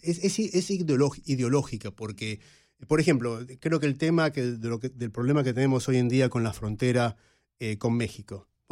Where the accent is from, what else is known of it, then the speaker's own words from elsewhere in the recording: Argentina; moved away; Y los que crecimos en América Latina en la época de la Guerra Fría lo vivimos en carne propia. Yo recuerdo ir a la universidad en Buenos Aires